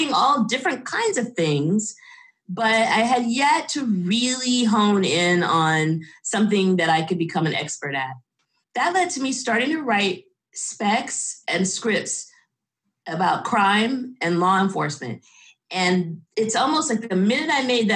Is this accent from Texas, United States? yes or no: yes; Dallas, Texas, United States; moved away as an adult; also born or lived in New York / Los Angeles; I was born in Dallas, Texas. Lived there until I went to New York University to study film and television